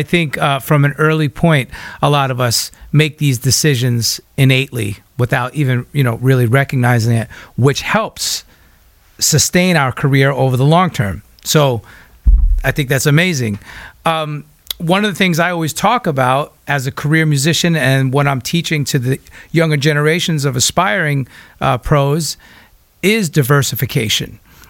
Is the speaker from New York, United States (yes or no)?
yes; New York, United States; I'm a Long Island boy myself. And, you know, I love the East Coast.